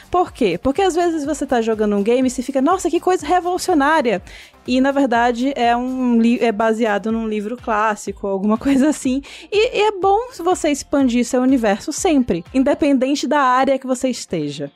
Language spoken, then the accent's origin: Portuguese; Maranhão, Brazil; eu sou maranhense. É muito gostoso ter um sotaque um pouquinho mais próximo do meu